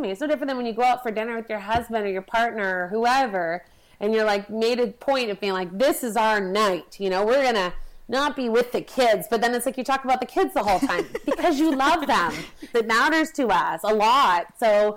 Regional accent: Vancouver, British Columbia, Canada; I come from Vancouver.

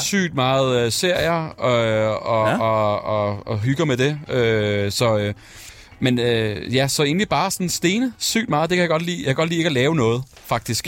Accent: Værløse, Capital Region of Denmark, Denmark; jeg er vokset op med i Værløse

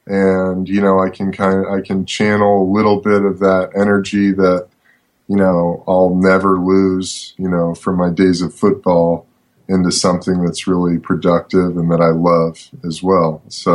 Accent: Los Angeles, California, United States; also born or lived in Brooklyn, New York City; I was born in New York City. My parents got divorced when I was a little kid. When I was 10, my mom decided to move my brother and I from Brooklyn to Los Angeles.

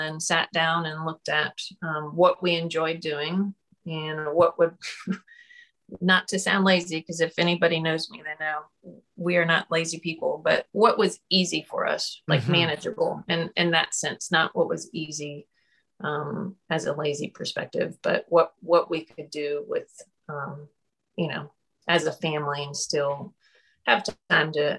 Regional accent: Wilmington, North Carolina, United States; moved away as an adult; also born or lived in Charlotte, North Carolina; now in Brunswick County, United States; I grew up in Wilmington.

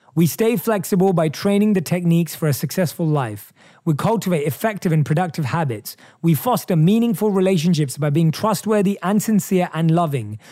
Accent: England, United Kingdom; moved away; In my home country of England

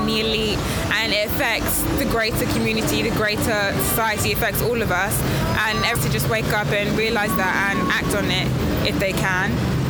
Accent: London, United Kingdom; I'm 20 and I'm from South London.

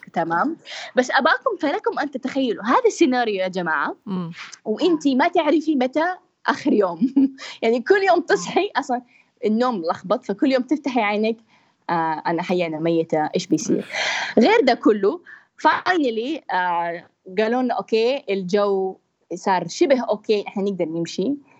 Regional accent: Jeddah, Makkah Province, Saudi Arabia; انا بنت من جده

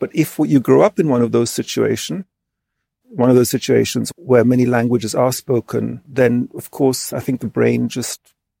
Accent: Greece; also born or lived in England; But my mother was Austrian and I grew up in Greece. I would say that experience of growing up in Greece from 3 to 11, of course, those are such formative years.

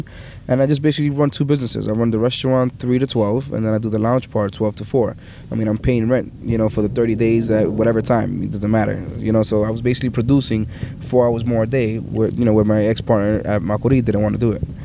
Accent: New York City, New York, United States; I'm not from Brooklyn, I'm from Queens, Richmond Hill

